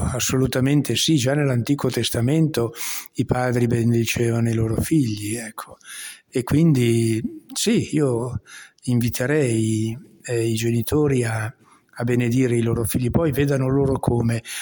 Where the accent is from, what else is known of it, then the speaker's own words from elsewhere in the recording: Lissone, Lombardy, Italy; il mio paese è veramente un piccolo paese, anzi è una frazione di un paese molto più grande che è Lissone